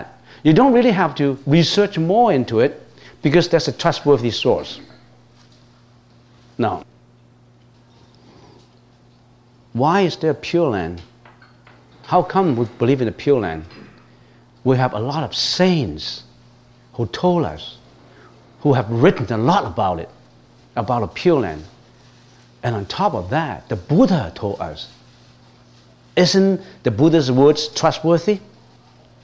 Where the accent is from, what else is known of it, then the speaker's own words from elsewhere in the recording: Hong Kong; moved away; I was born in Hong Kong, was brought up in Hong Kong.